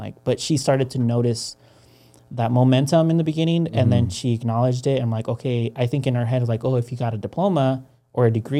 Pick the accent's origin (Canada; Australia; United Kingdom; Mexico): Mexico; now in United States; me and my sister, because we're coming in from Mexico, they understood that our lives were going to be a little bit harder.